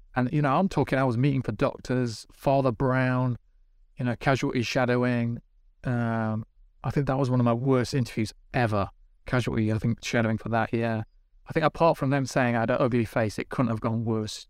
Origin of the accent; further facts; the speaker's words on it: Midlands, United Kingdom; I'm from the Midlands